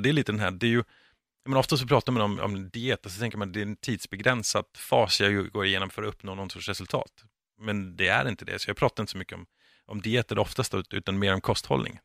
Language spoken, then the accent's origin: Swedish; Denmark; now in Sweden; jag är från Danmark